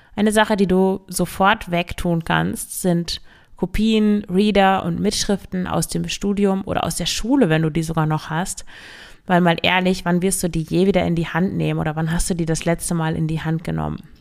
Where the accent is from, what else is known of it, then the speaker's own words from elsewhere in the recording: Emsland, Lower Saxony, Germany; moved away; ich komme ja aus dem Emsland